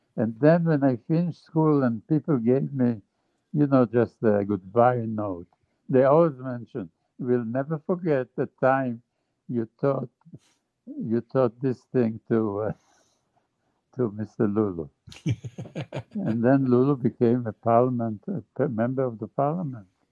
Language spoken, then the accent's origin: English; Jerusalem, Jerusalem District, Israel; moved away; I grew up in Jerusalem